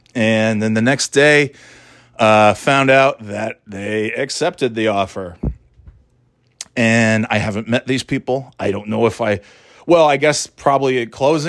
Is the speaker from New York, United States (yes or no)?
yes; New York, United States; So I was really being from New York, of course, that's all you see is Mets, Yankees, Giants, Bills, Jets, Knicks, stuff.